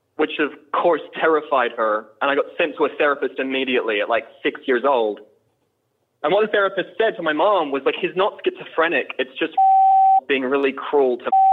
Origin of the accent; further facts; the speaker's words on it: Australia; also born or lived in Deep South, United States; now in United States; I'm from Australia originally.